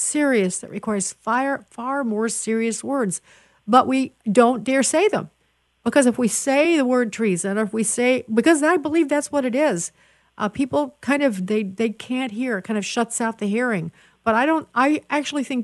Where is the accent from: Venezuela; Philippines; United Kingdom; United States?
United States; Chicago, Illinois; I'm from Chicago